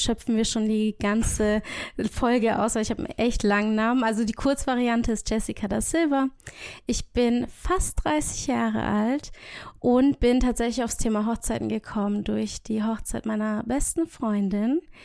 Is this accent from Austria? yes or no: no; Portugal; now in Baden-Württemberg, Germany; ich liebe mein Heimatland. Also ich bin gebürtige Portugiesin